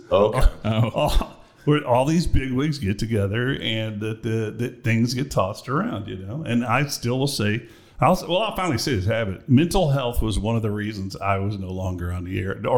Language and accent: English; Austin, Texas, United States; moved away; I was born in Austin, Texas, baby.